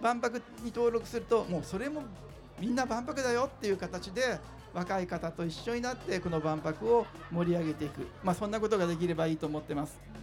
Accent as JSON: {"language": "Japanese", "region": "Fukuoka", "country": "Japan", "tie": "born or raised there", "said": "私も福岡出身なのでですね。"}